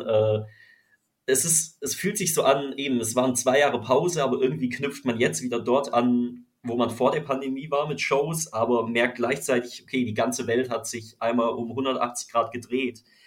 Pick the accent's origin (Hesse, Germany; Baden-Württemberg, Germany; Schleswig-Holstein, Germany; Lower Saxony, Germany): Baden-Württemberg, Germany; Freiburg; moved away as an adult; also born or lived in Düsseldorf / Cologne; now in Düsseldorf/Cologne, Germany; in meiner Heimatstadt Freiburg